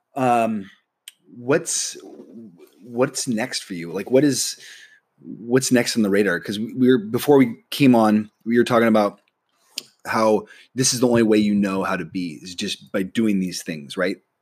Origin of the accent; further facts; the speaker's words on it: Nebraska, United States; moved away as an adult; I'm from Nebraska